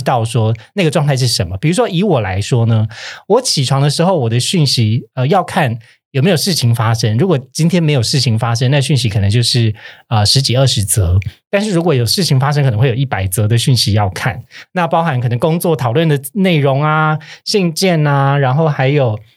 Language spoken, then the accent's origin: Chinese; Kaohsiung, Taiwan; moved away as an adult; now in Taipei, Taiwan; 我不是台北人，我是高雄人，但我上来台北工作